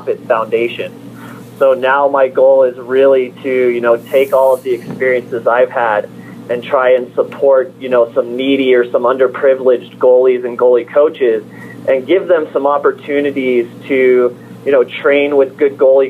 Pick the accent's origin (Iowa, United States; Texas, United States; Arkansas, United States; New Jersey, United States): Texas, United States; moved away as an adult; now in Colorado, United States; as a goalie growing up in Texas and then here in college in Colorado